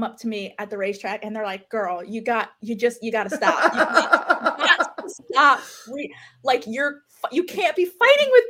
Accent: New Jersey, United States; moved away; I'm from New Jersey

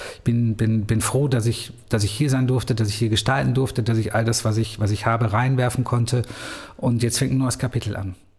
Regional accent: edge of the Ruhr area, near the Rhineland, North Rhine-Westphalia, Germany; moved away as an adult; also born or lived in Cologne / Munich; now in Bielefeld, Germany; ich bin, bin am Rande des Ruhrgebiets ähm, aufgewachsen, am Rande deswegen, weil eigentlich mit der Nähe zum, zum Rheinland, Köln war für uns die nächste große Stadt.

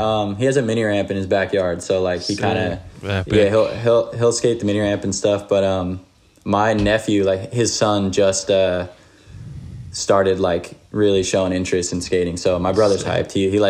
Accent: Little Egg Harbor, New Jersey, United States; I'm from a small town called Little Egg Harbor, New Jersey. And it's like pretty close to the beach. It's in southern Jersey, a little bit north of Atlantic City.

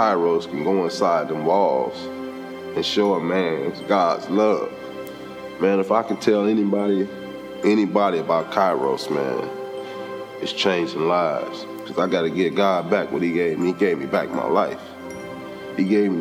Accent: Los Angeles, California, United States; I was born and raised in Los Angeles, California. I grew up in the street gangs there

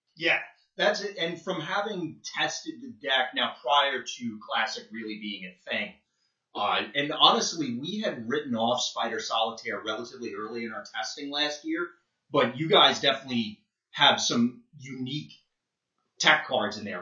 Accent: New Jersey, United States; I'm originally from Jersey

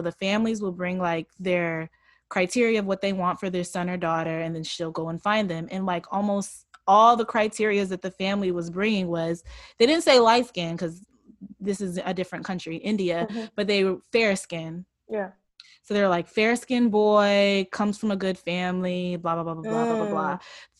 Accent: Nigeria; In Nigeria, like I said, I'm Nigerian.

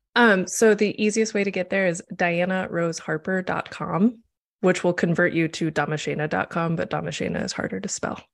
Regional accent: Missouri, United States; moved away as an adult; also born or lived in Nebraska / Chicago, Illinois; now in Los Angeles, United States; I was born in Nebraska and I finished being a kid in Missouri. And then I went to college in Chicago and stayed there for a decade

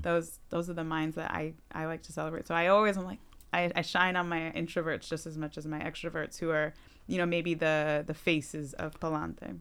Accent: Wilbraham, Massachusetts, United States; also born or lived in Boston, Massachusetts / Los Angeles, California; now in Holyoke, United States; I grew up in West, in Wilbraham

